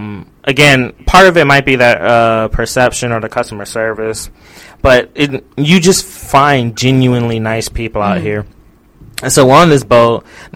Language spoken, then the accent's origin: English; United States; moved away as an adult; also born or lived in Arizona; now in Japan; I grew up in America, so I do know America.